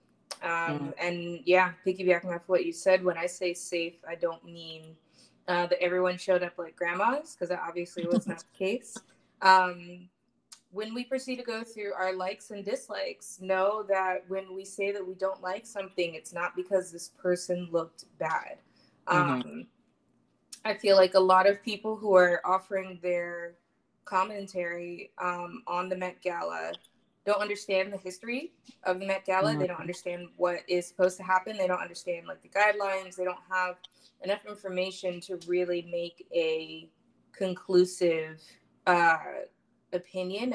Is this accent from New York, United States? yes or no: yes; New York City, New York, United States; I am from Brooklyn, specifically Flatbush.